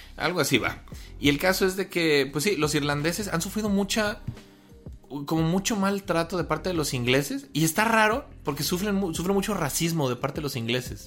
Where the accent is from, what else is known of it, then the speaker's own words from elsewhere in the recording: Mexico; como mexicanos